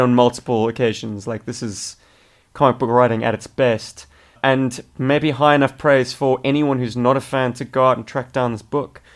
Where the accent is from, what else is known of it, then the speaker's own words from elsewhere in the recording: South Africa; moved away as an adult; now in Australia; in South Africa, we call them muggies